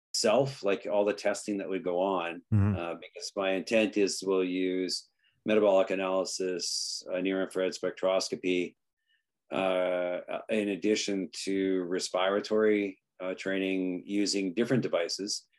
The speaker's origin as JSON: {"language": "English", "country": "Canada", "also_born_or_lived": "Greece / England", "moved": "yes", "lives_now": "Chichester, United Kingdom", "said": "as a Canadian"}